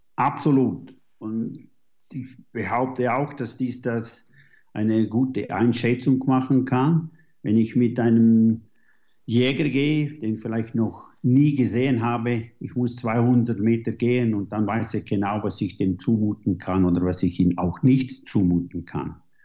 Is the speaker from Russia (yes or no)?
no; Switzerland; also born or lived in New Zealand; Ich jage hier in den äh, Schweizer Bergen, wo ich aufgewachsen bin